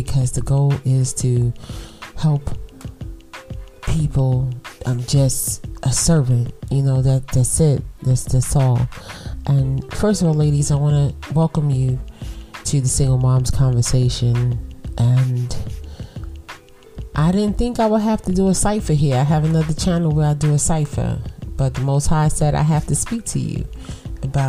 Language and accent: English; New York City, New York, United States; I'm from Brooklyn. You know, I'm from buildings, concrete, little bit of trees